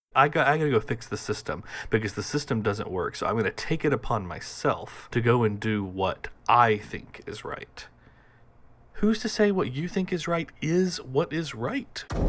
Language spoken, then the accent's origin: English; United States; also born or lived in Boston; I'm an American. I live in America. I live in Boston